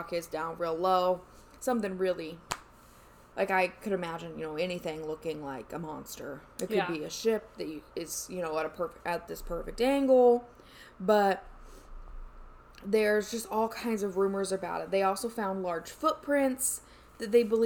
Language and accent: English; Indiana, United States; I'm from Indiana, so it's fucking all cornfields.